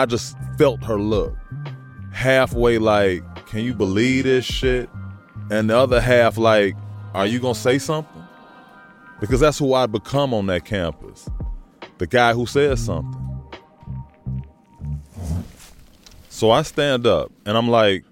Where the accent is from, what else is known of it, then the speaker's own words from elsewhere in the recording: Chicago, Illinois, United States; I grew up in Chicago, a neighborhood called Hyde Park